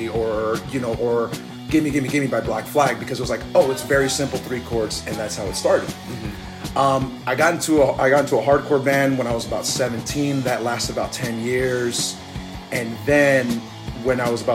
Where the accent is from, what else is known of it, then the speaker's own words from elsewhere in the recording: Riverside, California, United States; I'm from Riverside, California.